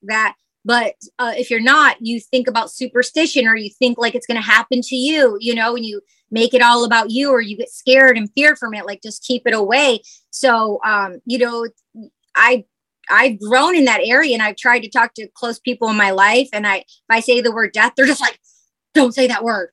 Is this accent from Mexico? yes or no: no; Michigan, United States; moved away; I grew up in Michigan